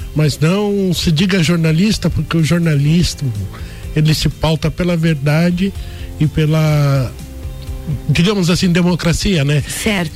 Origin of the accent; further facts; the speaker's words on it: São Paulo, Brazil; moved away as an adult; also born or lived in Mogi das Cruzes / Paraná / Criciúma; now in Lages, Brazil; eu sou paulistano, né? Nasci em São Paulo, fiz a minha faculdade de jornalismo em Mogi das Cruzes